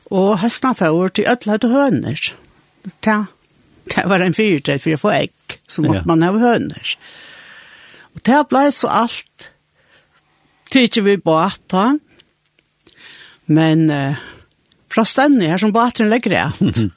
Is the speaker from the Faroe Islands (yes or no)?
yes; Gásadalur, Faroe Islands; Jeg er født i Gassadel. Begge foreldrene våre herfra. Så jeg er født og oppvoksen her.